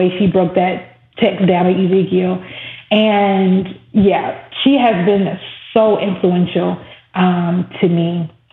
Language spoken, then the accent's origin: English; the South, United States; Growing up in the South, there was always the Battle of the Bands every year